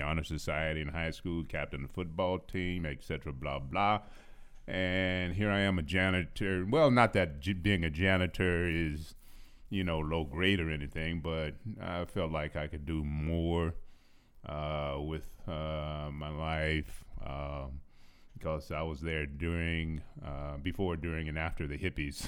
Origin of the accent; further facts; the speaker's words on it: San Francisco, California, United States; also born or lived in Houston; I was born in Houston, but I was raised in San Francisco